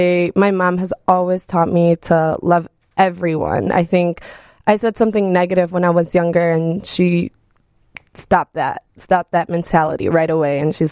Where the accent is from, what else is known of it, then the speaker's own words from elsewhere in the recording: Wisconsin, United States; first language Spanish; English is a second language; also born or lived in Mexico; So I was born in Mexico when I was born. But I was brought over to Wisconsin when I was 3 years old. So Spanish was my first language, but I speak better English